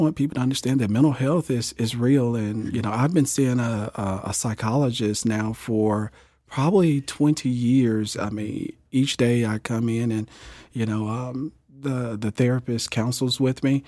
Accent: Jackson, Mississippi, United States; moved away as an adult; now in Topeka, United States; growing up in Jackson, Mississippi, I graduated in nineteen ninety-seven from, uh, Gemmill High School

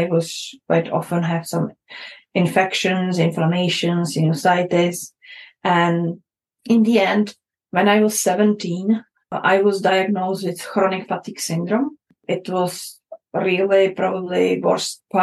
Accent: Prague, Czechia; moved away; I grew up in Czech Republic, in that time called Czechoslovakia, in the time of communism era.

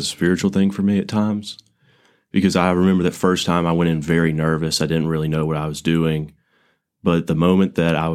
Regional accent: Montgomery, Alabama, United States; I'm from Montgomery. Grew up in Montgomery Academy

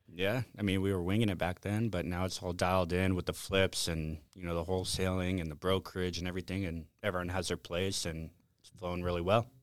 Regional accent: Las Vegas, Nevada, United States; born and raised in Las Vegas and grew up here

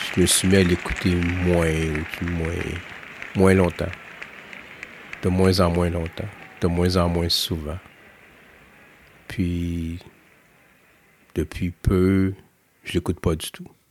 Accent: Canada; Chez nous, au Canada

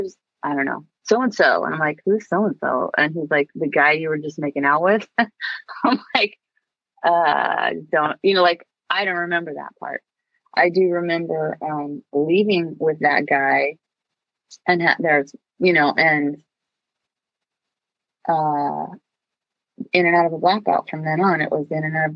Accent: Long Beach, California, United States; I grew up in Long Beach. And then when I was in fifth grade, we moved to Seal Beach

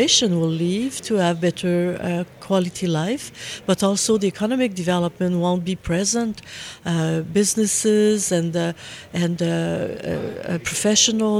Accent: Maniwaki, Quebec, Canada; moved away as an adult; I'm from Quebec. I'm from a city called Maniwaki, very close to the community Kirigansibi

